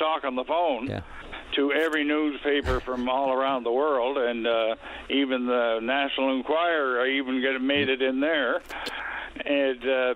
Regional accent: Stephenville, Newfoundland and Labrador, Canada; I grew up here in Stellarton

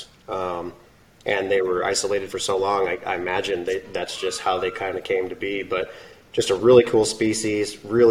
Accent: Southern Arizona, United States; I'm from Southern Arizona

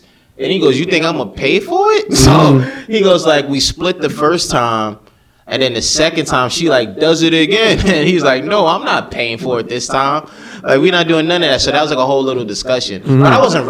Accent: Brooklyn, New York, United States; Yo, who said I'm from Westchester? I'm from Brooklyn.

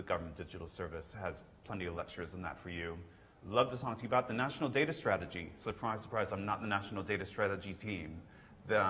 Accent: United States; accent: American; now in United Kingdom; my American accent, I actually had to naturalize

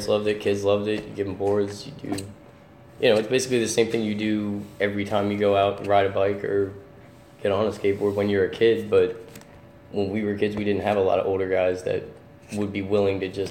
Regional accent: Dallas, Texas, United States; now in Trenton, United States; I'm not originally from Trenton, but growing up in Dallas area, down in Texas

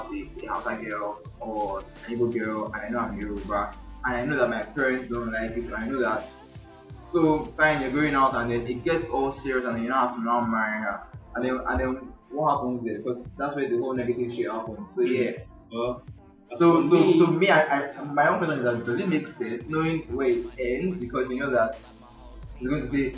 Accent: Nigeria; as a Nigerian, as a Yoruba boy

